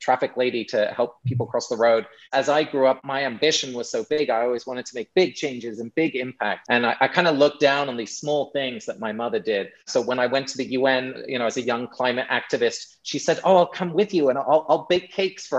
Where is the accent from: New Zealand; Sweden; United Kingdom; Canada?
United Kingdom; England; accent: English; moved away; I'm English originally, if you hadn't heard in my accent. And I'm back in England for about a month, spending some time with my parents